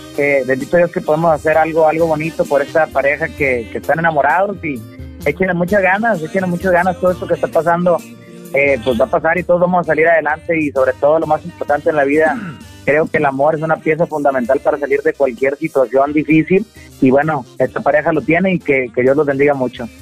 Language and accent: Spanish; Michoacán, Mexico; moved away; De Michoacán